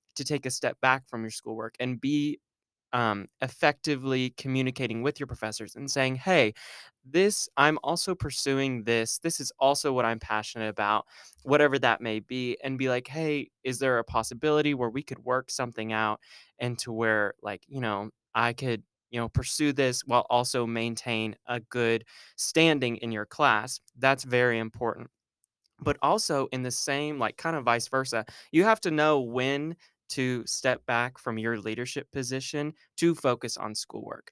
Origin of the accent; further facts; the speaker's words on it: Argyle, Texas, United States; moved away as an adult; now in Arkansas, United States; I am from Argyle, Texas, which is a little hour north of Dallas